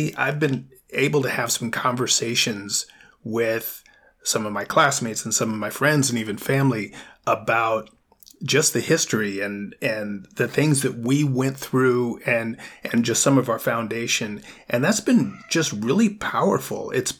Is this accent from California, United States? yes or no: yes; Milpitas, California, United States; my hometown of Milpitas, California.